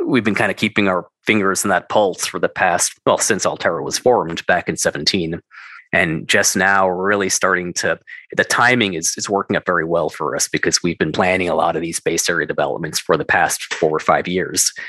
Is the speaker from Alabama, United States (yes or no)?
no; New York, United States; moved away; also born or lived in Denver; I'm from New York.